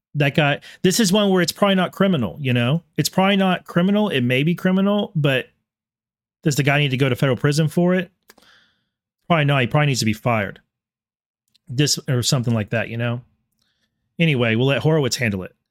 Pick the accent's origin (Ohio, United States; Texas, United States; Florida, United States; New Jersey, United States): Texas, United States; I am also a Texan by birth and always will refer to myself as Texan first